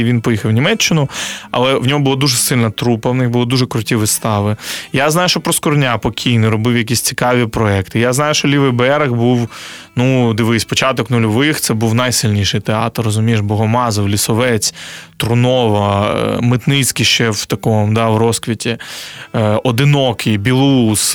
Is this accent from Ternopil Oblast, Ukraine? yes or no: no; Chornomorsk, Odesa Oblast, Ukraine; now in Kyiv, Ukraine; Я з російськомовного регіону, я з Одещини, з міста Чорноморськ раніше це Лічівськ.